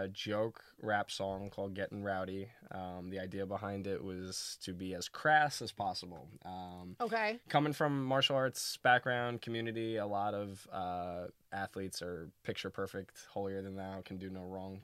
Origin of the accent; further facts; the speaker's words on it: New York City, New York, United States; Brooklyn baby